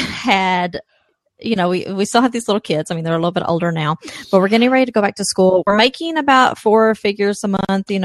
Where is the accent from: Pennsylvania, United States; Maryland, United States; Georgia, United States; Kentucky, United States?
Kentucky, United States; I'm from Kentucky. That's where the accent's from.